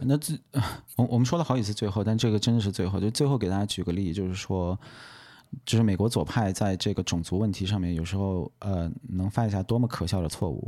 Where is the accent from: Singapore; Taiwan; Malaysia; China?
China; 我们中国人